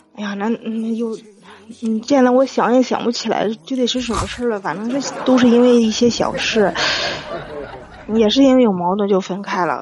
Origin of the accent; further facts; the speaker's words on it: Shijiazhuang, Hebei, China; 石家庄的